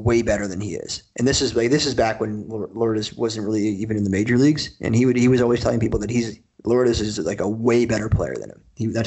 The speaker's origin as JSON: {"language": "English", "town": "Toronto", "region": "Ontario", "country": "Canada", "said": "I'm from Toronto"}